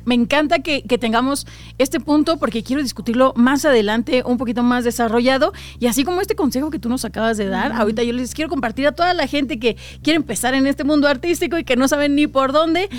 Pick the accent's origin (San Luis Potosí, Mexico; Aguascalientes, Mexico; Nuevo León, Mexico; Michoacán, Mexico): Aguascalientes, Mexico; now in Mexico City, Mexico; yo en pandemia me regresé a mi pueblo, Aguascalientes.